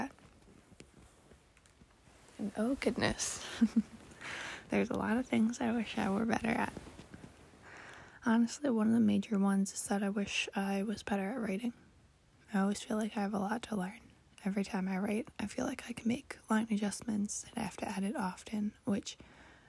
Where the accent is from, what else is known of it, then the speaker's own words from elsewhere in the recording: United States; I was born and raised in America